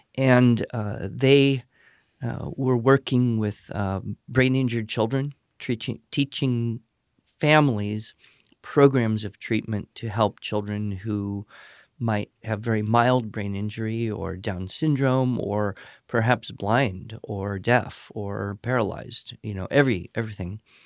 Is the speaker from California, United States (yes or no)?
yes; Los Angeles, California, United States; I was born and grew up in Southern California, uh, the Los Angeles area